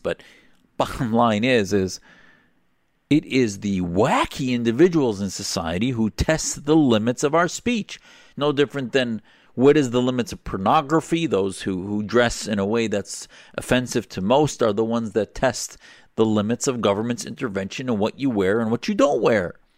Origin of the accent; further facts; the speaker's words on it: United States; as an American Muslim